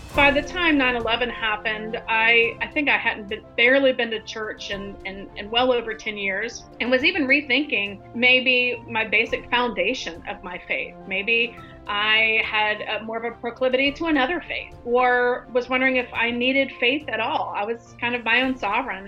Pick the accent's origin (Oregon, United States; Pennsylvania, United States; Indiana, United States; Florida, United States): Florida, United States; Tallahassee; now in New York City, United States; I'm from Tallahassee, Florida, born and raised